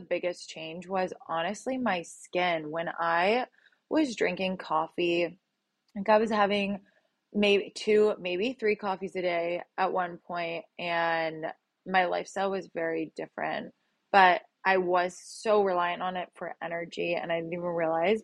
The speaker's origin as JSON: {"language": "English", "area": "a little town outside of Toronto", "region": "Ontario", "country": "Canada", "moved": "as an adult", "lives_now": "Los Angeles, United States", "said": "I'm from a little town outside of Toronto, but I lived in Toronto for seven years"}